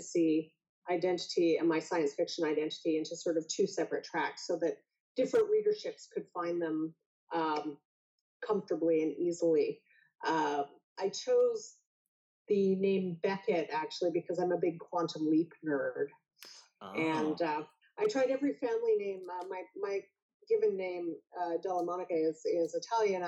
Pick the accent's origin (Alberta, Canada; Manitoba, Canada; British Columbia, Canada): Alberta, Canada; also born or lived in Vancouver; now in Toronto, Canada; I grew up in Alberta, which is very cold and very snowy, in the north, in fact